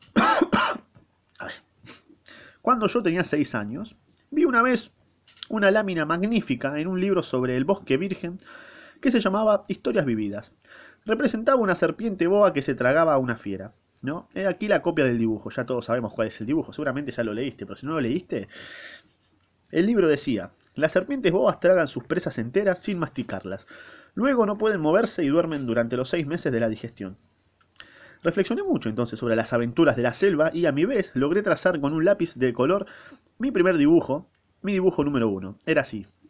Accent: Argentina; yo soy argentino y hablo castellano, español, latino, eh, casi lunfardo

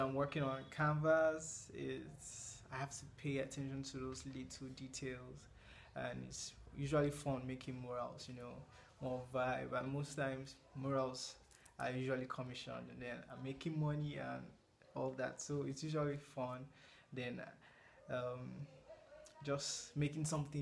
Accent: Nigeria; I'm a Nigerian visual artist

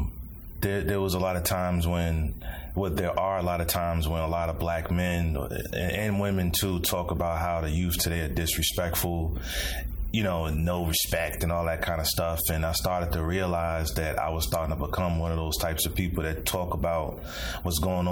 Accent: Chicago, Illinois, United States; I'm from Chicago, the South Side. Came up mostly in a single parent home

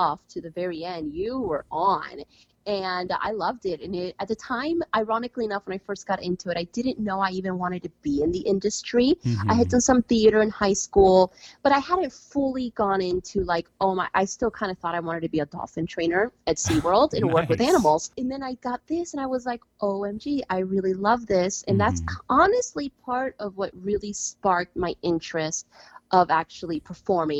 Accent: Orlando, Florida, United States; moved away as an adult; also born or lived in Las Vegas / Los Angeles / Singapore; I am from Orlando, Florida

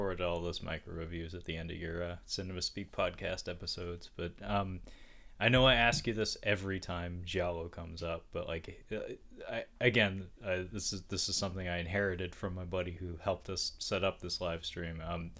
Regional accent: West Coast, United States; I'm from the West Coast, Brad. We don't encounter that as often as some of the folks on the other coast.

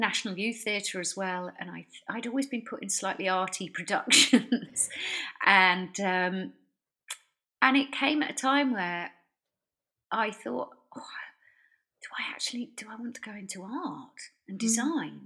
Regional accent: near Stratford-upon-Avon, West Midlands, United Kingdom; now in Brighton, United Kingdom; I grew up in the Midlands, lived quite near to Stratford upon Avon

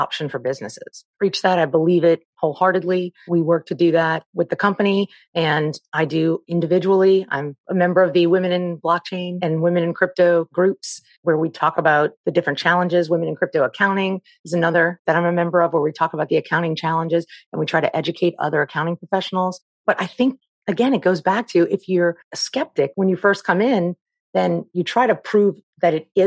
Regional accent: New Orleans, Louisiana, United States; I'm from New Orleans

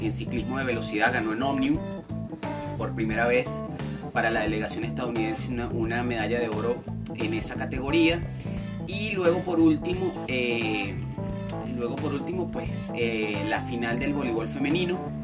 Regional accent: Venezuela; nuestra perspectiva como venezolanos

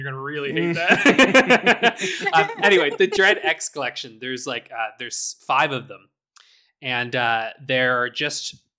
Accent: Canada; I'm from Canada.

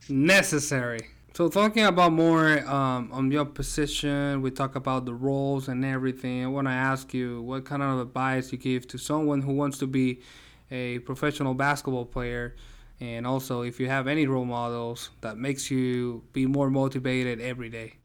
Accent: Puerto Rico; I'm from Puerto Rico

